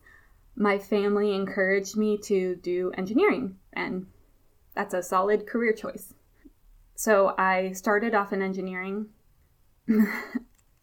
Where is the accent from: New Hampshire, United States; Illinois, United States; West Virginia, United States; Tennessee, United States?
Tennessee, United States; Memphis; also born or lived in Buffalo, New York; I lived in Memphis, Tennessee most of my life from fourth grade on